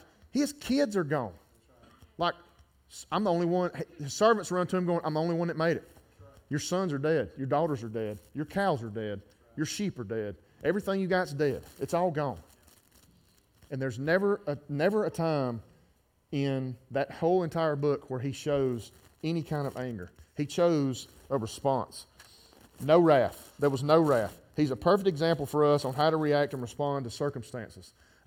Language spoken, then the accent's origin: English; Gardendale, Alabama, United States; My family's been in this town for 100 years. I grew up in Garnet